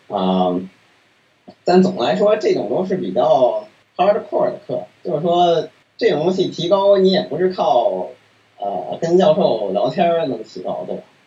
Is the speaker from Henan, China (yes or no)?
no; Beijing, China; moved away as an adult; also born or lived in Sydney, Australia; now in United States; 北京了，然后，呃，一直从，一直上到高中，然后本科去了美国